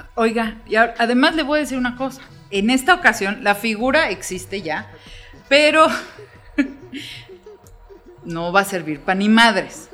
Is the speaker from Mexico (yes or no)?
yes; Mexico